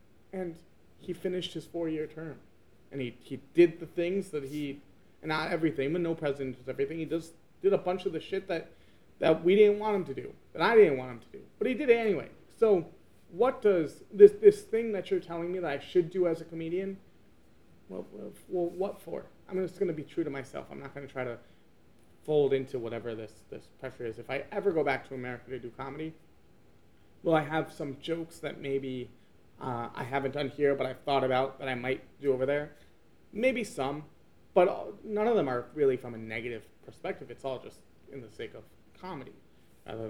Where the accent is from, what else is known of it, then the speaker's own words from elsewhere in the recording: United States; first language English; moved away as an adult; now in China; as an American living here